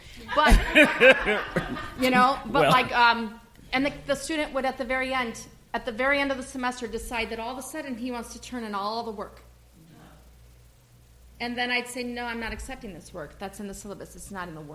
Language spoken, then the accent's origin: English; Chicago, Illinois, United States; I'm from Chicago